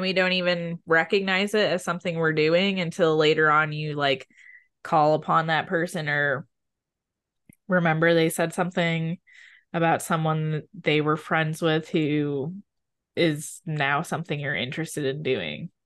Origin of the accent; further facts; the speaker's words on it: Midwest, United States; I'm from the Midwest